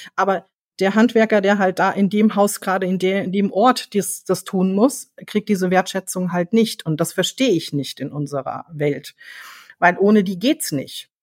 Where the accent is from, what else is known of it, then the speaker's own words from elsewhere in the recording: Frankfurt, Hesse, Germany; ich komme aus Frankfurt